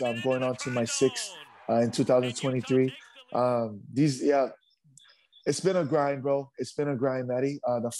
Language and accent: English; Hawaii, United States; moved away as an adult; also born or lived in Upolu, Samoa; now in Utah, United States; born and raised in Hawaii for a little. So I was raised in Hawaii for about maybe 4 years. And then I moved to Samoa, Western Samoa in Upolu for me and my brother.